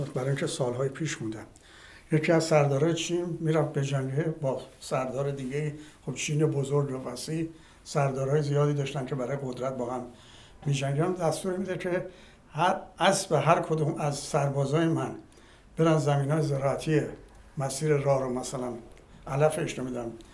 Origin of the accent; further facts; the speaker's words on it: Iran; من به عنوان یک ایرانی